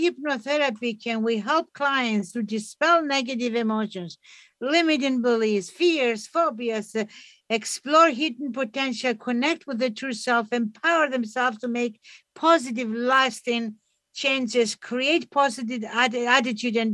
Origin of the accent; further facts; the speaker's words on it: Greece; also born or lived in Toronto; now in Canada; I grew up in Greece.